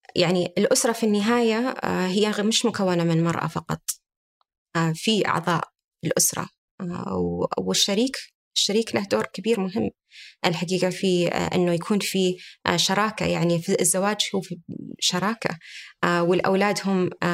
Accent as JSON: {"language": "Arabic", "country": "Saudi Arabia", "said": "عندنا في المملكة العربية السعودية"}